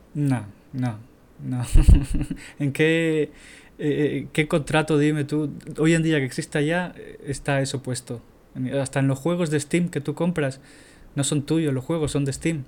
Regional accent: Tenerife, Canary Islands, Spain; tenía 12 años cuando tenía eso. Tenía una compañía que se llamaba Guanadu en Tenerife

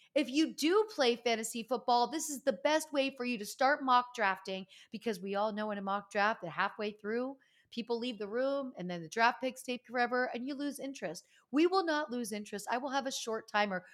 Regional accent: Pennsylvania, United States; moved away; Pennsylvania, my home state

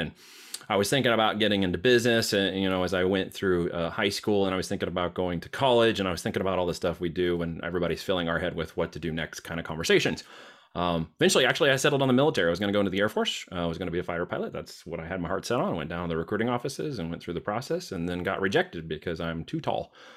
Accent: Oregon, United States; moved away as an adult; also born or lived in Iowa; I'm headed out from Oregon

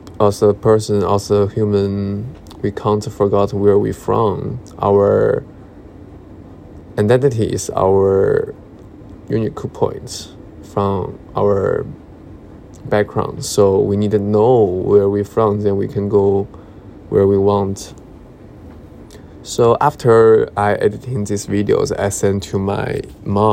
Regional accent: China; English is a second language; moved away as an adult; now in London, United Kingdom; when I'm more far away from my hometown or China

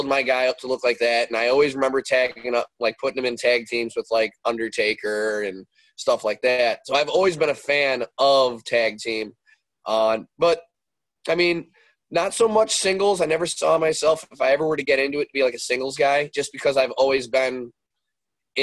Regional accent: Westmont, Illinois, United States; also born or lived in Darien, Illinois; So I grew up in the west suburbs of Chicago. I've always been out here. I grew up in Westmont, and later on in life, we would move from Westmont to Darien.

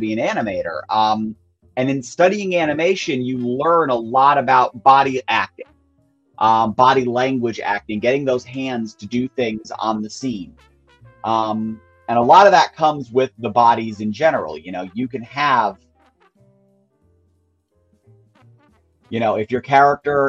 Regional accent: New York, United States; I am from New York

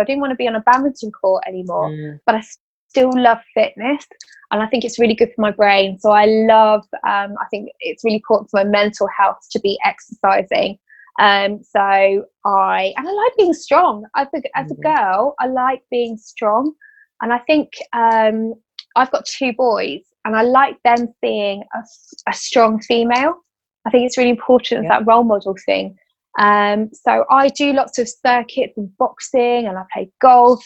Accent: Bedford, East of England, United Kingdom; I'm from Bedford

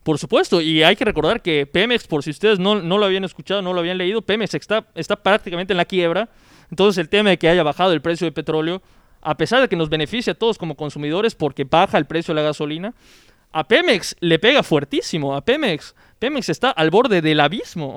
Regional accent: Mexico

